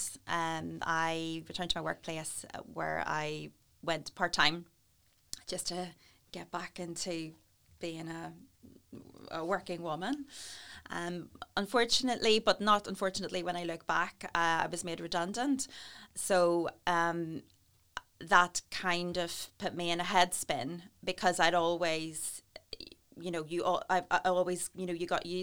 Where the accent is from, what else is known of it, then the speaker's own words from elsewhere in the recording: Newry, Northern Ireland, United Kingdom; moved away as an adult; now in Bangor, United Kingdom; I am from Newry, born and bred